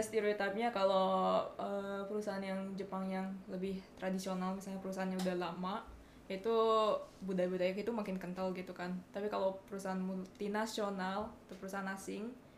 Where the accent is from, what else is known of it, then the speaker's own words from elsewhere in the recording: Bali, Indonesia; now in Japan; gue dari Bali